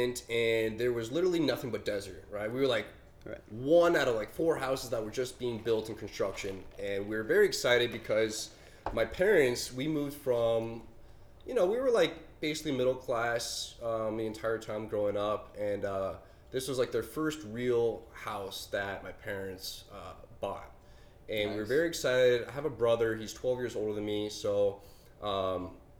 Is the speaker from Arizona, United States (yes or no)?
yes; Phoenix, Arizona, United States; moved away as an adult; also born or lived in Walnut Creek, California / Orange County, California; I grew up in Phoenix. I went to school here